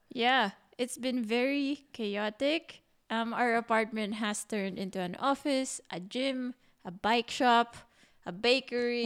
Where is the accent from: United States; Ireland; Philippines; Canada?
Philippines; moved away as an adult; now in Berlin, Germany; a Filipino